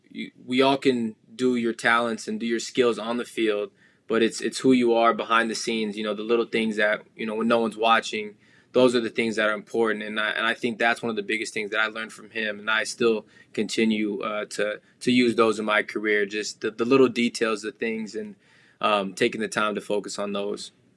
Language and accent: English; the Valley, Arizona, United States; moved away as an adult; now in Toronto, Canada; growing up in the Valley, I played Pop Warner